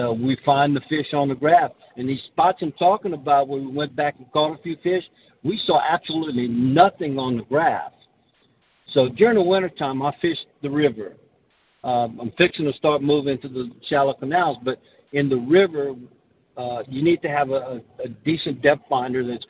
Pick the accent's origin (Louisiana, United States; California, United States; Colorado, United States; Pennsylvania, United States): Louisiana, United States; Lafayette; I'm from Lafayette